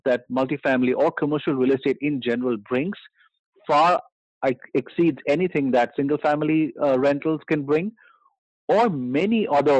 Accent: Mumbai, Maharashtra, India; I come originally from India. {S2} Fantastic. {S0} And I grew up in Bombay.

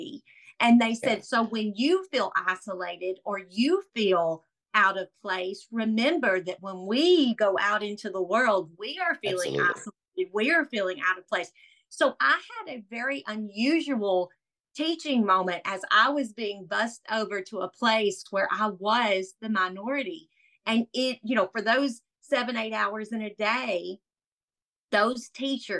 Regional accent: Atlanta, Georgia, United States; I grew up in Atlanta

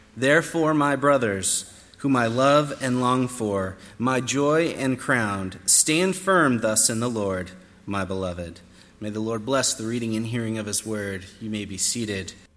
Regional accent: United States; I'm an American

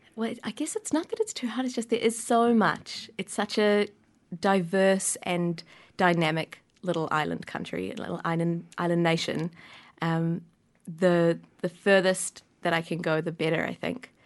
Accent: Wellington, New Zealand; born or raised there

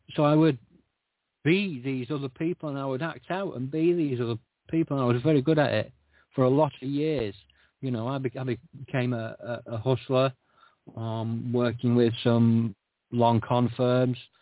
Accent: Scotland, United Kingdom; I was born in Scotland

